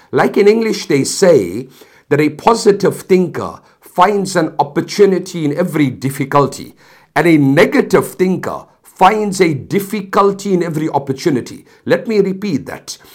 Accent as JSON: {"language": "English", "country": "South Africa", "said": "I come from South Africa"}